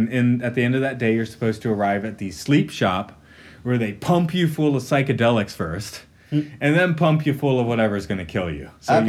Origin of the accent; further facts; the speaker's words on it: United States; moved away as an adult; I'm an American. Looking at America from the outside for 10 years